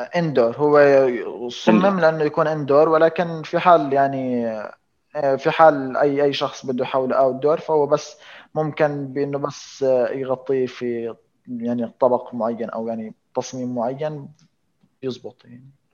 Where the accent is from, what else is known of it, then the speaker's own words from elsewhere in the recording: Jordan; عندنا في الاردن